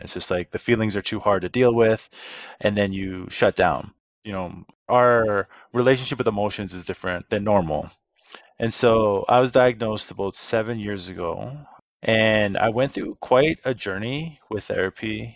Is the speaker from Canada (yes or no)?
yes; Saskatoon, Saskatchewan, Canada; moved away as an adult; also born or lived in Edmonton / Toronto; I got a job selling cell phones at the little kiosk in, in the Costco in my hometown.